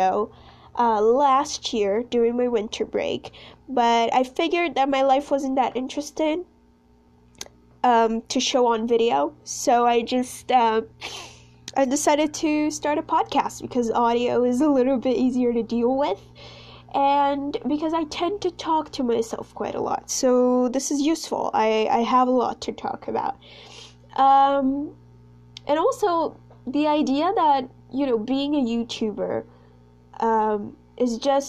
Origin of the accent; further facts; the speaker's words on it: Brazil; first language Portuguese; English is a second language; I'm actually Brazilian